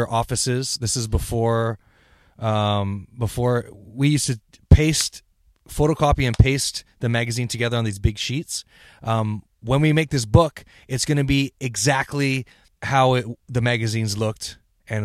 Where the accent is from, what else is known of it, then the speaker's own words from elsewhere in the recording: Vancouver, British Columbia, Canada; We're just from Vancouver